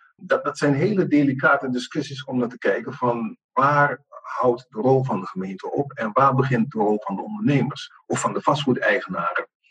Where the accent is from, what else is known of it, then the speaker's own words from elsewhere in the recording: Amsterdam, North Holland, Netherlands; moved away; Ik kom uit het noorden, ik kom uit de Randstad.